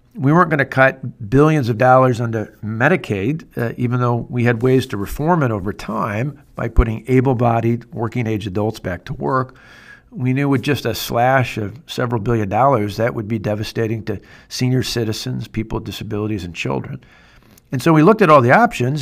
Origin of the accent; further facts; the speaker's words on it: Wisconsin, United States; my home state of Wisconsin